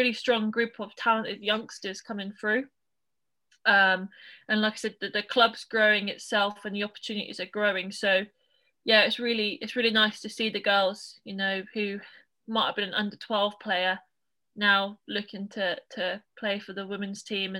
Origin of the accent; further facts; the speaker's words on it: Norwich, East of England, United Kingdom; also born or lived in United States; I'm from Norwich, grew up in Norwich